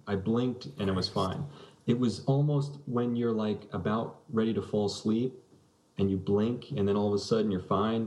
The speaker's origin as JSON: {"language": "English", "town": "South Salem", "region": "New York", "country": "United States", "tie": "born or raised there", "said": "my hometown of South Salem"}